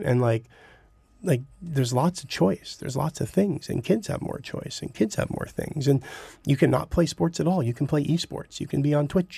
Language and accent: English; Burlington, Ontario, Canada; accent: Southern Ontario; now in Toronto, Canada; I grew up in Burlington, so the Halton District